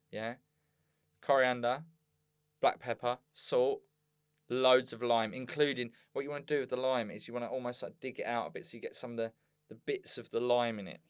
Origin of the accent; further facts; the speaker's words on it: Bexleyheath, London, United Kingdom; I was from Bexley Heath